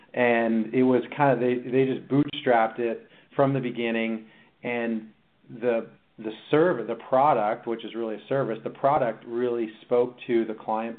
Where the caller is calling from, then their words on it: California, United States; Well, I am in sunny Southern California this morning.